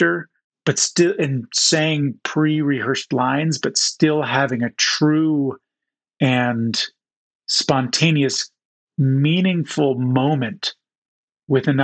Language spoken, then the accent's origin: English; Southern New Jersey, United States; moved away as an adult; also born or lived in Chicago, Illinois / Utah; I was born in Chicago and then moved to Southern New Jersey